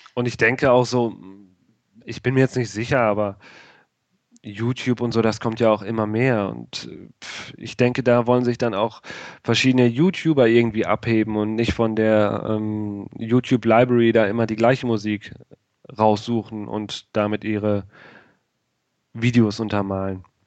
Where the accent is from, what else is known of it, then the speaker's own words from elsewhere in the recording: Rheda-Wiedenbrück, North Rhine-Westphalia, Germany; Ich komme aus Reda Wienbrück. Das ist bei Bielefeld